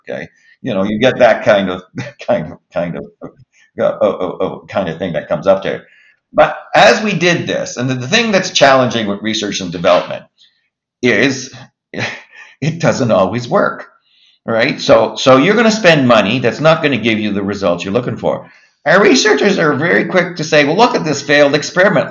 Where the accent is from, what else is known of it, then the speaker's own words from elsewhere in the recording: Halifax, Nova Scotia, Canada; also born or lived in Moncton, New Brunswick / Montreal, Quebec; I grew up in Halifax, Dartmouth, for all practical purposes